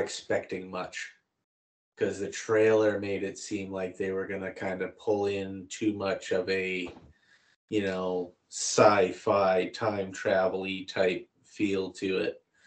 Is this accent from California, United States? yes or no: no; Boston, Massachusetts, United States; we're both from Boston